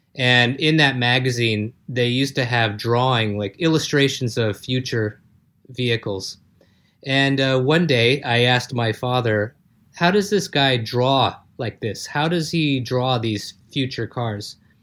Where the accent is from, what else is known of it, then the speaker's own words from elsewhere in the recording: Los Angeles, California, United States; accent: American; also born or lived in south of France; now in Sophia Antipolis, France; I'm a guy from Los Angeles, currently based in the south of France.